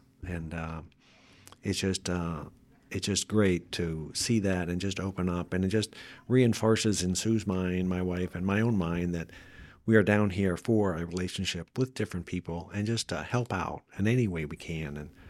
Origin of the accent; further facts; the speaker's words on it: Pennsylvania, United States; I grew up in Northwest Pennsylvania, mm-hmm. where it's quite a bit colder, and I grew up in a Catholic home